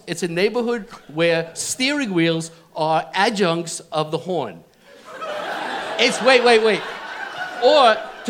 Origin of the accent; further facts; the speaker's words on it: New York City, New York, United States; as a true New Yorker